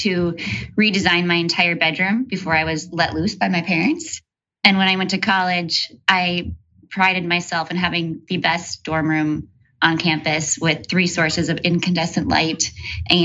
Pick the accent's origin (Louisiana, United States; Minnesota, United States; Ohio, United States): Minnesota, United States; I grew up born and raised in Minnesota